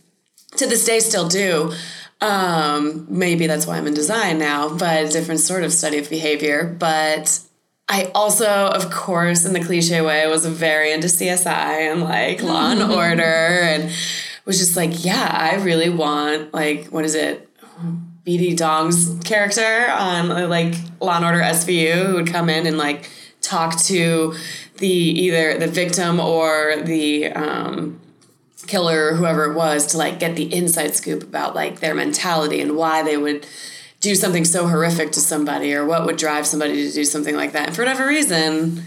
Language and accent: English; Peoria, Arizona, United States; also born or lived in Delaware; I was born in Delaware, but then quickly moved to Arizona, where I spent the most of my life growing up, in the west end of Phoenix in a town called Peoria